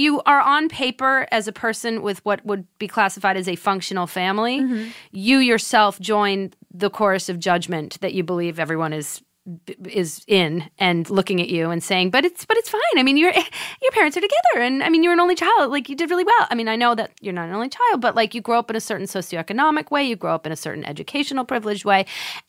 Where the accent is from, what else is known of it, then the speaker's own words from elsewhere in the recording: Swampscott, Massachusetts, United States; I'm from Swampscott, Massachusetts.